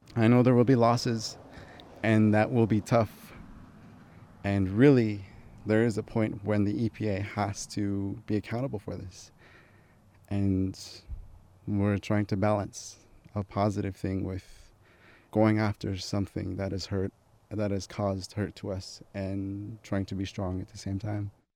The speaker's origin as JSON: {"language": "English", "town": "Flagstaff", "region": "Arizona", "country": "United States", "also_born_or_lived": "Shiprock, New Mexico", "said": "I'm from Flagstaff, but I live here for the summer"}